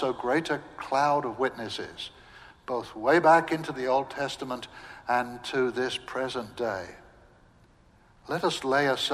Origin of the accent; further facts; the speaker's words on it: England, United Kingdom; moved away as an adult; also born or lived in Southern United States; now in United States; I'm English